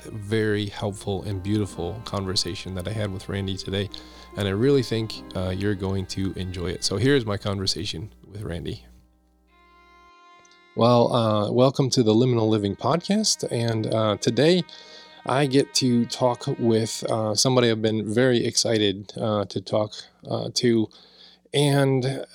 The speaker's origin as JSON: {"language": "English", "town": "Redford", "region": "Michigan", "country": "United States", "tie": "born or raised there", "said": "I grew up in Metro Detroit area in Redford"}